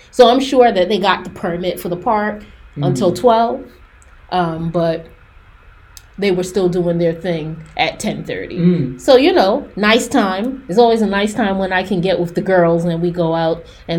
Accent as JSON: {"language": "English", "town": "Mount Vernon", "region": "New York", "country": "United States", "said": "I'm from Mount Vernon."}